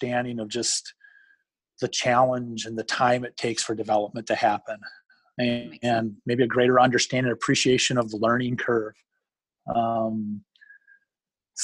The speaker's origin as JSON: {"language": "English", "town": "Madison", "region": "Wisconsin", "country": "United States", "tie": "born or raised there", "said": "born and raised right around the Madison area"}